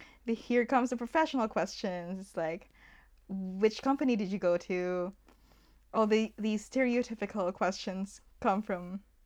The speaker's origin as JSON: {"language": "English", "country": "Philippines", "said": "And me, I'm not in the Philippines anymore, but being a Filipino here, it still follows me."}